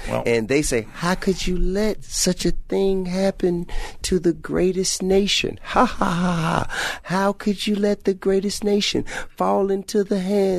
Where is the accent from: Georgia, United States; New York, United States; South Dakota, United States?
Georgia, United States; Atlanta